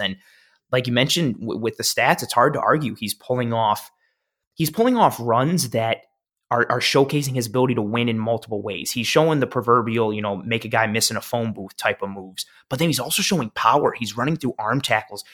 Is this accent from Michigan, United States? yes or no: no; Buffalo, New York, United States; moved away as an adult; I moved back to Buffalo December